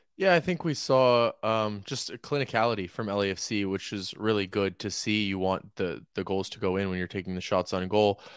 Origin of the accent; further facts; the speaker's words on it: Oakland, California, United States; now in Los Angeles, United States; I'm from Oakland